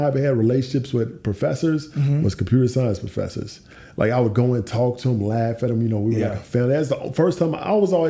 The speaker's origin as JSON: {"language": "English", "town": "Clarksville", "region": "Tennessee", "country": "United States", "tie": "born or raised there", "moved": "as an adult", "lives_now": "Atlanta, United States", "said": "I grew up in Tennessee, not far from, we're in Atlanta now, about four and a half hours north in a place called Clarksville, Tennessee"}